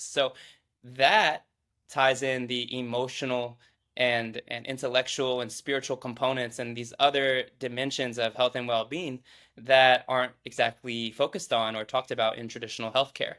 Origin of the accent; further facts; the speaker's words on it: Midwest, United States; born and raised in the Midwest.